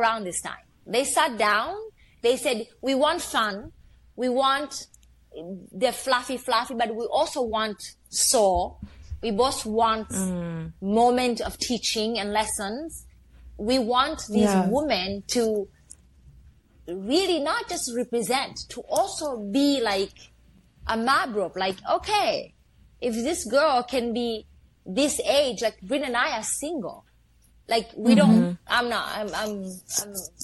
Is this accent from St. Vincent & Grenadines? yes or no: no; Somalia; English is a second language; also born or lived in Canada; now in New York, United States; I'm fucking from Africa.